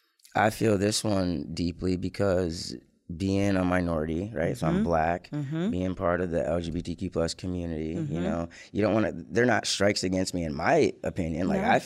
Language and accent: English; Lansing, Michigan, United States; born or raised there; also born or lived in Ann Arbor, Michigan